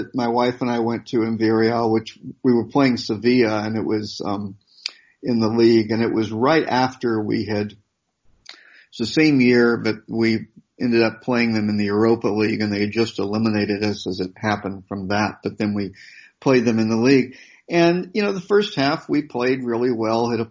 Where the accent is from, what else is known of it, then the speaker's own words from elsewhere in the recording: United States; growing up in America